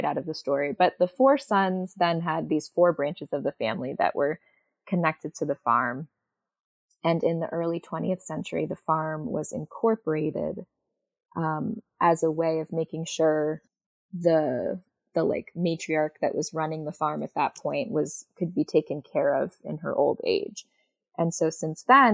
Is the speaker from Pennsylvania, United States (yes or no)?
no; Brewster, New York, United States; I'm talking to you from Ryder Farm in Brewster, New York